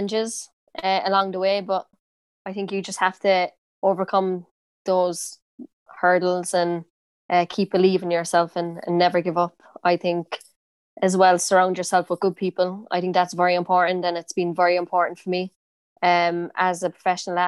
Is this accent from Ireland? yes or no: yes; Cork, Munster, Ireland; accent: Cork; moved away as an adult; I have a pretty strong accent, like, I think Cork accent